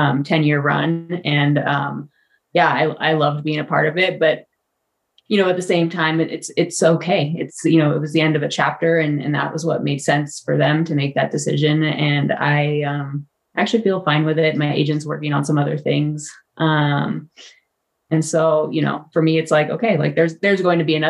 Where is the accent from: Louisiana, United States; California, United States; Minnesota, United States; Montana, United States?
California, United States; Santa Rosa; moved away as an adult; also born or lived in England; now in Flagstaff, United States; I was born in England. My mom's English. But we moved here when I was under a year old. So, here being, Santa Rosa, California. So I grew up in Santa Rosa, California